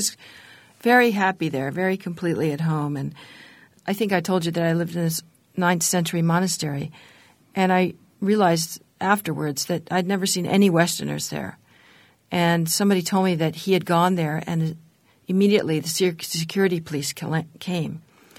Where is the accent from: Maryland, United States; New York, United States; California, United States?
California, United States; San Francisco; I was raised in the 60s and just across Golden Gate Park from the Haight-Ashbury